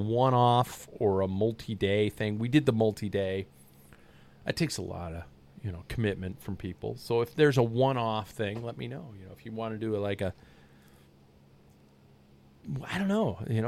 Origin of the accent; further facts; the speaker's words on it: United States; I'm an American